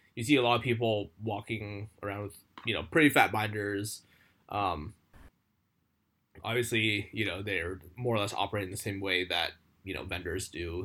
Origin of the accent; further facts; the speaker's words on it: United States; moved away as an adult; now in Japan; coming here as an American, as a foreigner